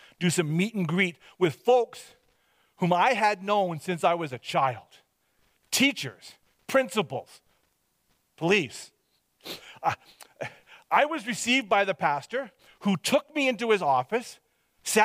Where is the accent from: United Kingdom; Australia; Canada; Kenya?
Canada; Hope, British Columbia; moved away; I was from Hope, BC, that I was born and raised there.